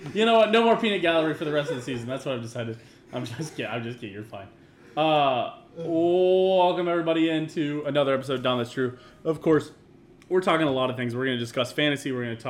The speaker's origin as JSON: {"language": "English", "town": "Kansas City", "region": "Missouri", "country": "United States", "said": "We're both from Kansas City."}